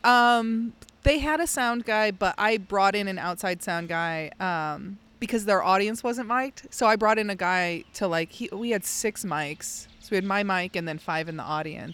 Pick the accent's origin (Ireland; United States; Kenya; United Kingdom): United States; outside of Chicago, Illinois; moved away; growing up outside of Chicago, I would go to the Shed Aquarium